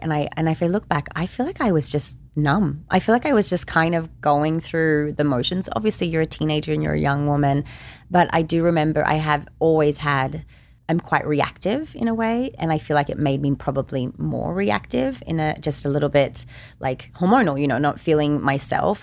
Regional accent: Australia; I'm also Australian

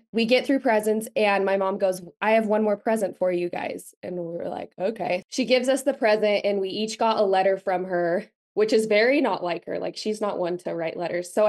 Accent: Utah, United States; I was born and raised in Utah, very much grew up in like the Mormon bubble.

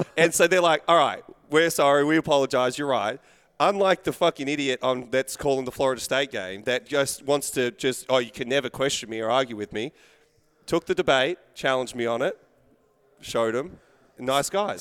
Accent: Australia; being Australian

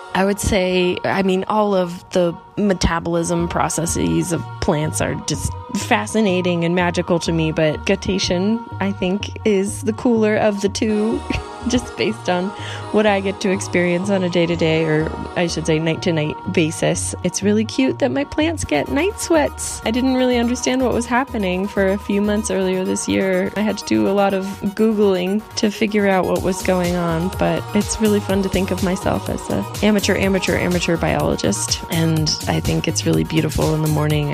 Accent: Ohio, United States; moved away as an adult; now in Mexico City, Mexico; I grew up in Ohio in the middle of nowhere in the United States

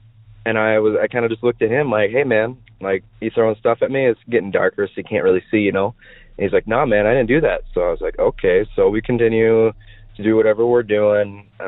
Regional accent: Maiden Rock, Wisconsin, United States; So I grew up in Wisconsin, and more specifically, I lived in a town at the time called Maiden Rock, Wisconsin.

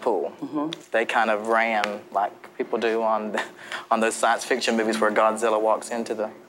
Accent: Williamson, West Virginia, United States; born or raised there; moved away

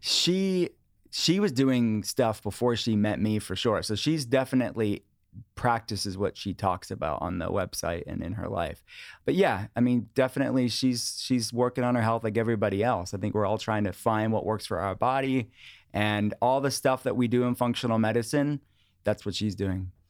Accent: outside of Pittsburgh, Pennsylvania, United States; I grew up in a household that my parents were interested in wellness. Before wellness was a thing, in the eighties and nineties, outside of Pittsburgh

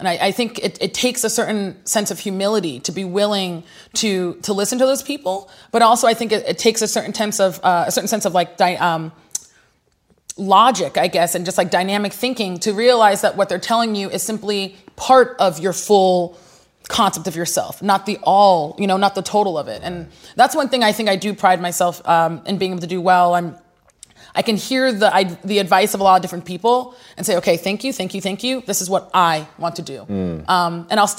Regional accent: Nigeria; You know, being Nigerian, pulling from the experiences I had in Nigeria with my cousins.

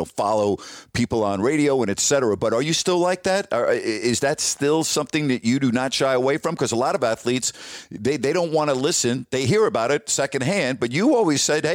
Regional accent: New York, United States; I'm from New York

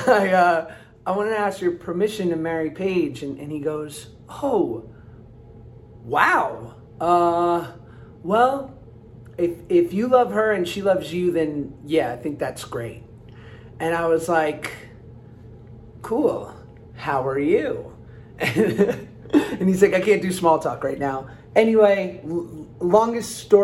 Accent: New York, United States; I'm from New York.

